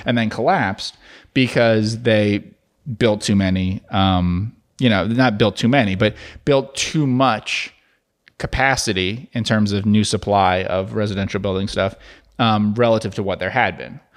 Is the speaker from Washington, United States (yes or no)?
no; New Jersey, United States; now in Dallas-Fort Worth area, United States; where I grew up in New Jersey